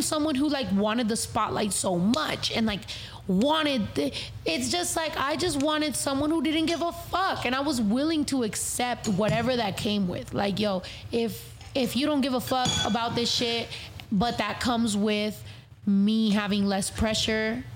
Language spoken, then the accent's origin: English; California, United States; I'm from California.